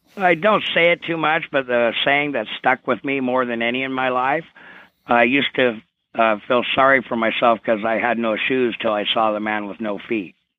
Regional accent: Vancouver, Washington, United States; grew up in Clark County, Washington, in Vancouver, uh, across the uh, bridge from Portland, Oregon

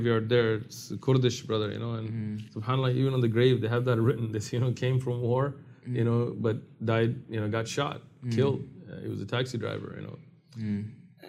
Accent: San Diego, California, United States; I'm from San Diego

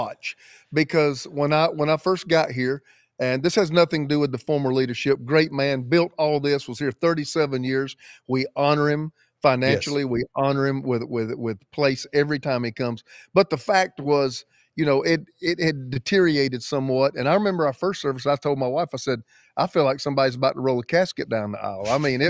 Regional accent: the South, United States; I was raised on a farm and I was in the South my entire life. All my accent, my colloquialisms, everything I know is Southeast Church.

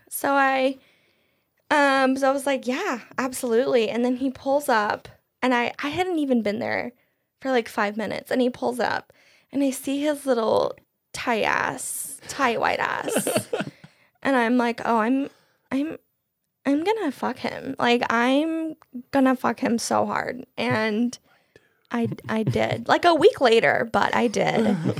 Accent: Marshalltown, Iowa, United States; I'm from Marshalltown.

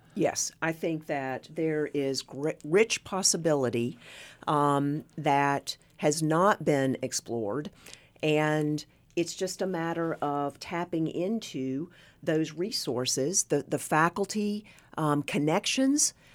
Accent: Northeast Tennessee, Southwest Virginia, United States; I was born and raised in Southwest Virginia, Northeast Tennessee.

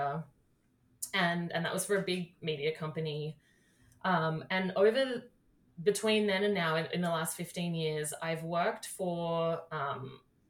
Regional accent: Australia; moved away as an adult; now in United States; I grew up in Australia and started my career there, and then I moved here 6 years ago.

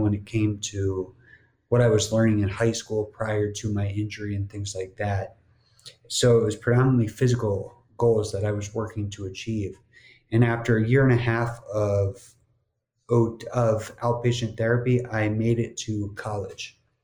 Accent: New Jersey, United States; moved away as an adult; also born or lived in Miami; growing up in New Jersey, not having to deal with the same kind of humidity as a Miami summer

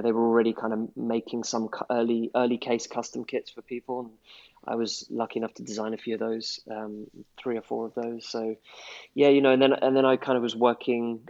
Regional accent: London, United Kingdom; I'm from London

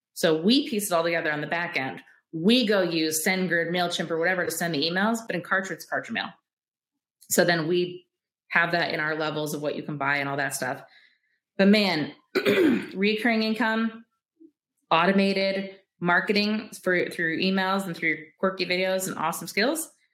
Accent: Michigan, United States; I'm from Michigan, so it's very woodsy and shit

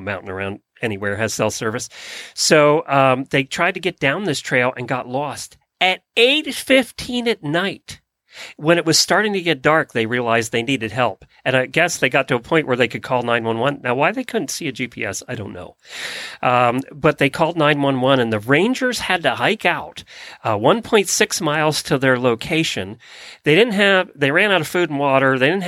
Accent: Ocala, Florida, United States; from Ocala, Florida.

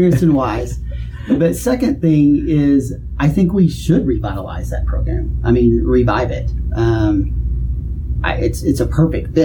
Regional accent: Duncan, Oklahoma, United States; I'm from Duncan

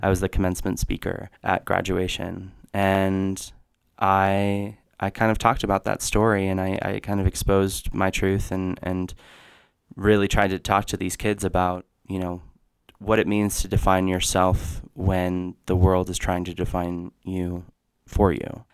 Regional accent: Jackson, Wyoming, United States; I grew up here

